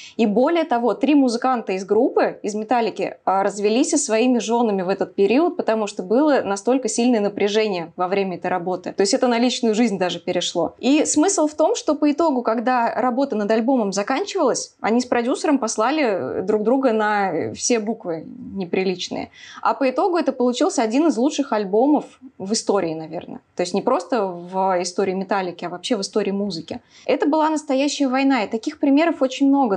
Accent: Samara, Samara Oblast, Russia; я из Самары

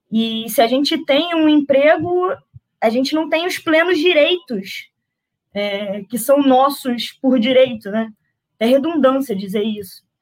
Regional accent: Nova Iguaçu, Rio de Janeiro, Brazil; eu sou de Nova Iguaçu, estou no Rio de Janeiro, mas tenho muito orgulho de dizer que meu país é Nova Iguaçu, é, é o meu berço, né, para onde, é, onde eu fui criada

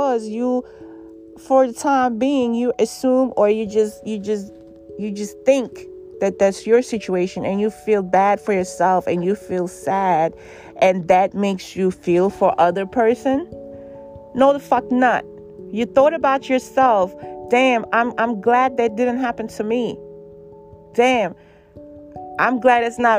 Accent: New York City, New York, United States; I give shit to homeless people as a New Yorker every day

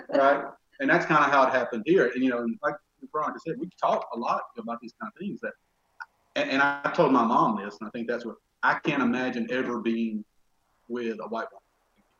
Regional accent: rural Alabama, United States; moved away as an adult; also born or lived in Texas; now in Tampa, United States; probably from my accent, you can tell I'm from a pretty rural part of Alabama.

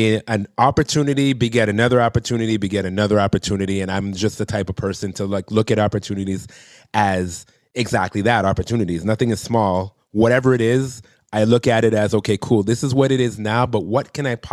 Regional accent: Toronto, Ontario, Canada; I'm from Toronto

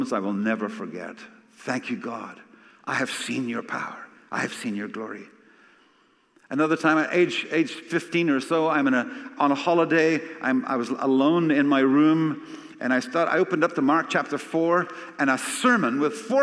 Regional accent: Scotland, United Kingdom; I'm Scottish

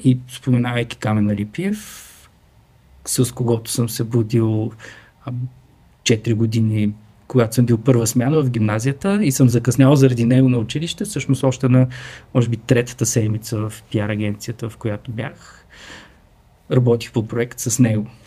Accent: Strazhitsa, Dobrich Province, Bulgaria; От стражица съм

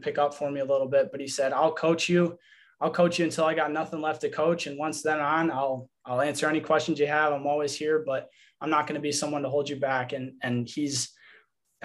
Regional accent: Verona, Wisconsin, United States; I'm from Verona, Wisconsin. I went to Verona High School

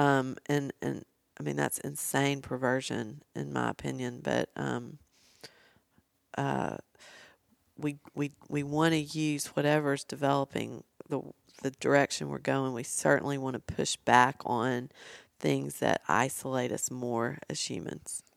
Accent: Nashville, Tennessee, United States; I'm from Nashville

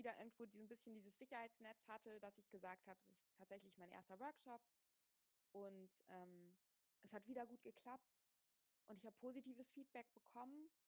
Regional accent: Wiesbaden, Hesse, Germany; Ich bin aufgewachsen in Wiesbaden, in einer kleinen Stadt. Da war Yoga überhaupt nicht hip

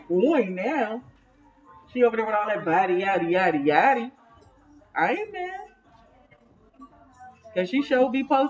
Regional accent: New York, United States; Nigga, I'm from New York. New York. I'm trying to be out here with all the New York songs.

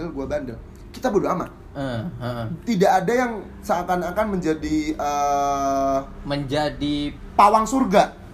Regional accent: Central Java, Indonesia; Di daerah Jawa Tengah.

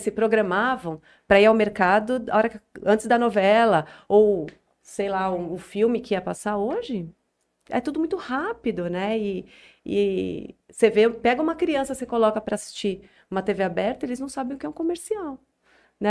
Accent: São Paulo, Brazil; moved away as an adult; now in Jales, Brazil; Eu sou de São Paulo, uhum. sempre morei em São Paulo até uhum. um ano atrás. Então, eu nasci em São Paulo e sempre morei.

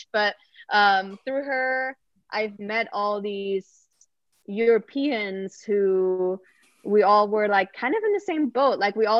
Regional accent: Sweden; English is a second language; So I didn't make any friends besides one person I met that was also from Sweden.

